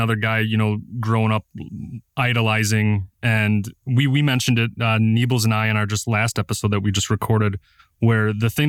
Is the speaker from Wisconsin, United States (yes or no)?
yes; Wisconsin, United States; I'm from Wisconsin, born and raised